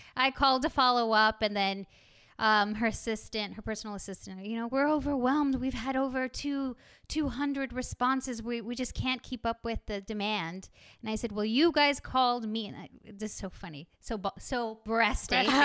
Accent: Texas, United States; growing up in Texas

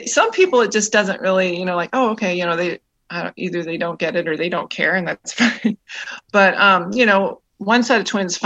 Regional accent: Tomahawk, Wisconsin, United States; now in Western Michigan, United States; I'm originally from Tomahawk, Wisconsin, which is about, about 4 hours north of Milwaukee. That's where I grew up

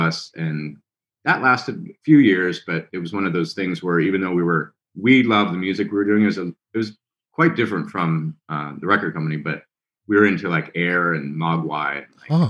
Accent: Elmira, New York, United States; moved away; I grew up upstate New York, a town called Elmira

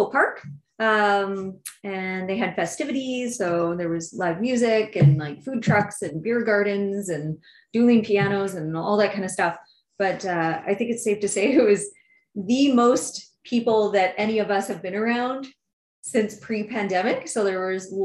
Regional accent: Canada; We're very Canadian about it.

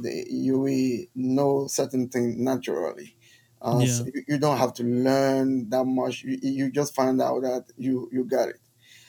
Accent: Benin; oh, I'm from Benin. … I can play guitar.

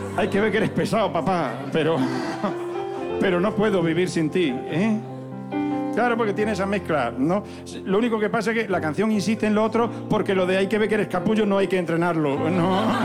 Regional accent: Zafra, Extremadura, Spain; en la feria de Zafra, que en mi pueblo hay unas sartenes que flipan

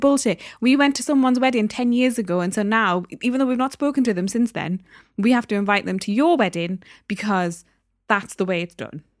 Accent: Newcastle upon Tyne, North East England, United Kingdom; also born or lived in Derby; I was born in Derby, moved to Newcastle when I was one years old. So, I learned to speak there. That's my home

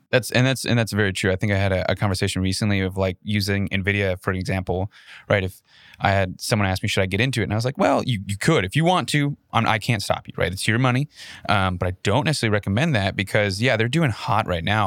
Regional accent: Minnesota, United States; moved away; I grew up in Minnesota

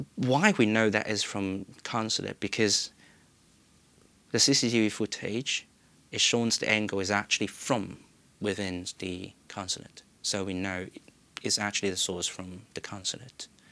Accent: Hong Kong; moved away as an adult; now in United Kingdom; I still have my chance to come back to my hometown without fear

